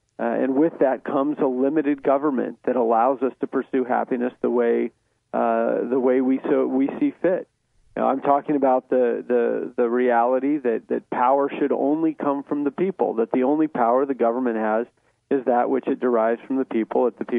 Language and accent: English; Utah, United States; I was born in Utah.